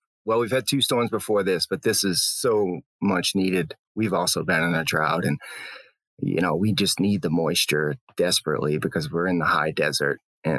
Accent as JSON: {"language": "English", "region": "Maine", "country": "United States", "tie": "born or raised there", "also_born_or_lived": "Salt Lake City, Utah", "moved": "as an adult", "lives_now": "Durango, United States", "said": "reading powder magazines growing up in Maine."}